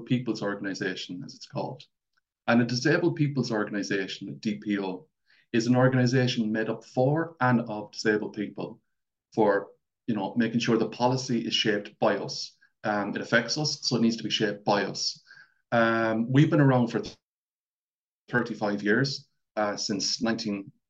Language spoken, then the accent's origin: English; Mayo, Connacht, Ireland; accent: Mayo; I'm from Mayo, so I have that big, thick accent